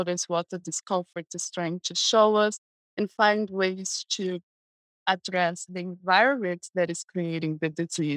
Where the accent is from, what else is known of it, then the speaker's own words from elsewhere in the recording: Brazil; English is a second language; also born or lived in West Coast, United States; now in United States; So I was raised in Brazil. That's where I'm from.